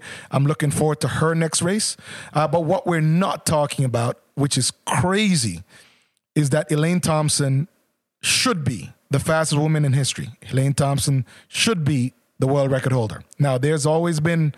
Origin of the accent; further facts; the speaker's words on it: Jamaica; also born or lived in Canada; as a Jamaican myself